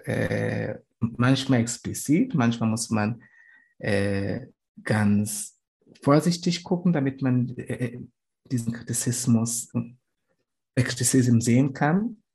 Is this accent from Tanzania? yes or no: yes; Tanzania; German is a second language; moved away; von wo ich herkomme